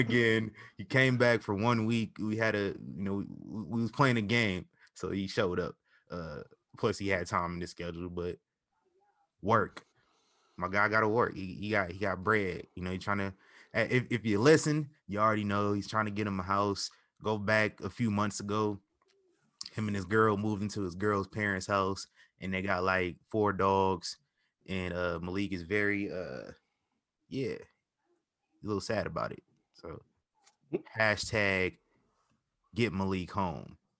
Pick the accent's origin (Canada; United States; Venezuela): United States; Midwest; I'm from the Midwest